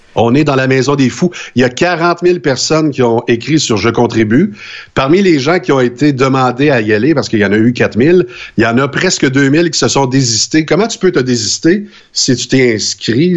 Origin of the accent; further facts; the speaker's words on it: Saint-Fortunat, Quebec, Canada; jusqu'à l'âge de sept ans chez nous à Saint-Fortuna